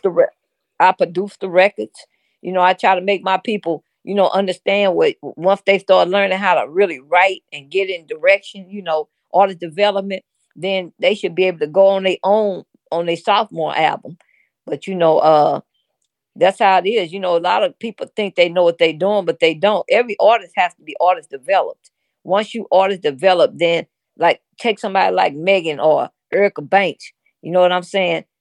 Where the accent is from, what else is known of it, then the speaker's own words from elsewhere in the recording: St. Louis, Missouri, United States; we from Saint Louis. I'm from the Show Me State